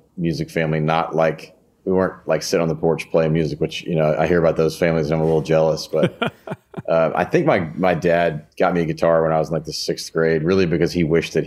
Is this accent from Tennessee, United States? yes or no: yes; Memphis, Tennessee, United States; also born or lived in Knoxville, Tennessee; I grew up in Memphis and lived there until college